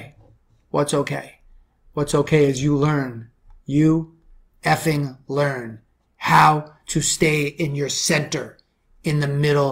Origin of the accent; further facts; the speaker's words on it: New York City, New York, United States; I'm from the Bronx.